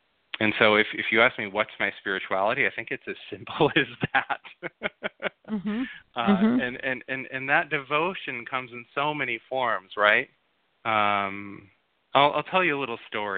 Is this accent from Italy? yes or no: no; Grand Rapids, Michigan, United States; also born or lived in Minnesota; now in Los Angeles, United States; I grew up in Grand Rapids, Michigan.